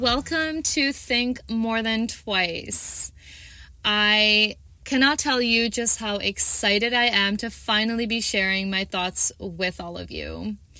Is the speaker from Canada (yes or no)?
yes; Toronto, Ontario, Canada; I am from Toronto, Canada.